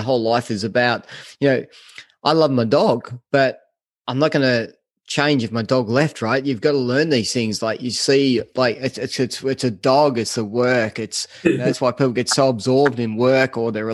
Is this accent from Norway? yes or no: no; Australia; us Australians